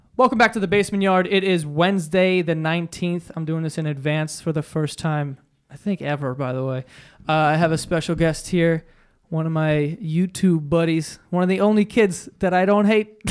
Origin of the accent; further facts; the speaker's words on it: New York, United States; I'm such a New Yorker